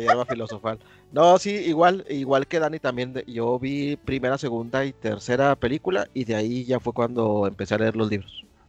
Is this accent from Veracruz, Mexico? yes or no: no; Camargo, Chihuahua, Mexico; en la ciudad de donde yo soy, en Camargo, no había cine